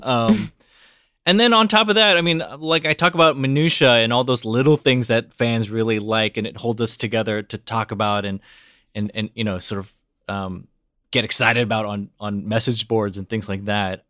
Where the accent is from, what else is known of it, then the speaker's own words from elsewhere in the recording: United States; I'm Korean American